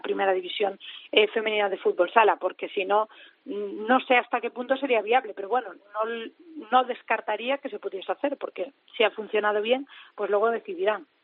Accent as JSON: {"language": "Spanish", "region": "Galicia", "country": "Spain", "moved": "yes", "lives_now": "Madrid, Spain", "said": "yo soy gallega"}